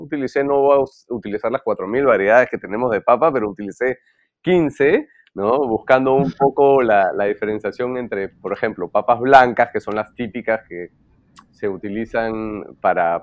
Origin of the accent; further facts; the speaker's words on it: Peru; somos peruanos